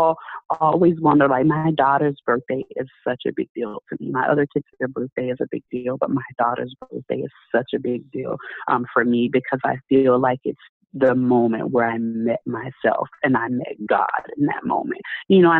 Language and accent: English; Tampa, Florida, United States; moved away as an adult; now in Orlando, United States; I left my home city. So I'm from Tampa. And I moved over here to Orlando